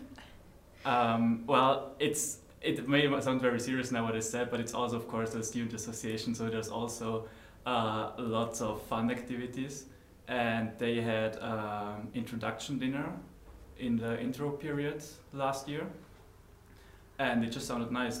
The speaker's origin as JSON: {"language": "English", "country": "Austria", "moved": "as an adult", "lives_now": "Netherlands", "said": "I come from Austria and I moved to the Netherlands four years ago."}